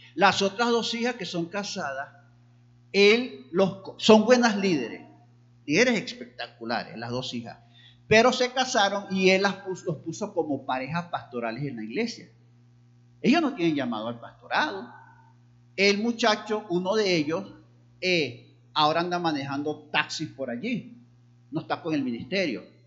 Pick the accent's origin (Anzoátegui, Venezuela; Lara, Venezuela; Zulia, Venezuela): Lara, Venezuela; Barquisimeto; now in Táchira, Venezuela; allá en Barquisimeto, donde yo nací. Luego estuve aquí en el Táchira